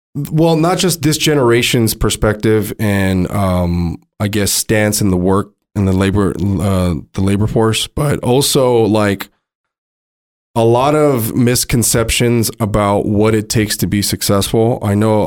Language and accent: English; Montebello, California, United States; a regular dude that I grew up with in San Gabriel Valley, Montebello